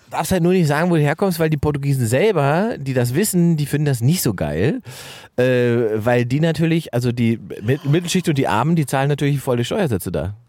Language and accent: German; Germany; dass ich nicht Brasilianer bin, sondern dass ich Deutsch bin